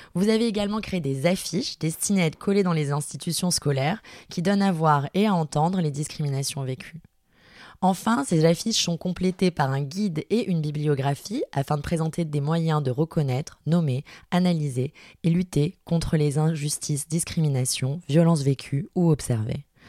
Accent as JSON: {"language": "French", "town": "Marseille", "region": "Provence-Alpes-Côte d'Azur", "country": "France", "said": "je suis une femme cisgenre, marseillaise de 32 ans"}